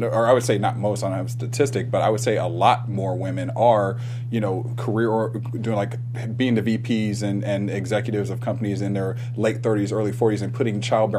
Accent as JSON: {"language": "English", "region": "Ohio", "country": "United States", "said": "I'm from Ohio"}